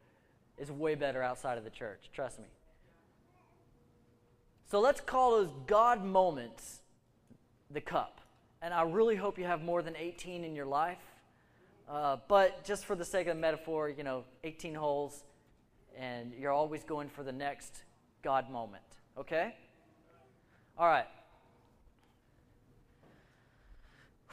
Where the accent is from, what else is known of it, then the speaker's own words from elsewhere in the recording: United States; We're American